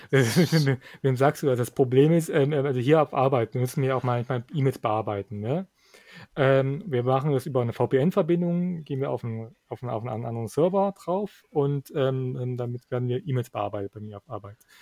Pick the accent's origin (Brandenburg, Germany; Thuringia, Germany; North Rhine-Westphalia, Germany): Thuringia, Germany; bei uns in Thüringen